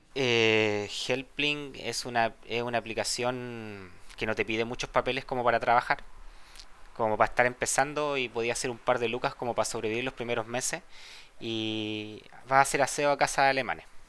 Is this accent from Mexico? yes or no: no; Santiago, Santiago Metropolitan, Chile; moved away as an adult; also born or lived in Valparaíso, Chile; now in Germany; Yo nací en Santiago, eh, tengo 32 años. Después nos mudamos a Valparaíso un tiempo, cuando yo era chico